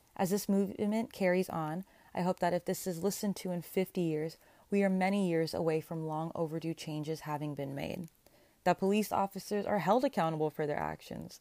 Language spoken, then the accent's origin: English; Sacramento, California, United States; also born or lived in Berkeley, California / San Francisco, California; I was born and raised in the Sacramento-ish area